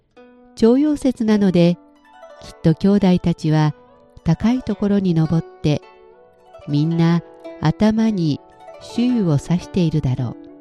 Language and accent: Japanese; Japan; moved away; 日本の家には金木犀の木があって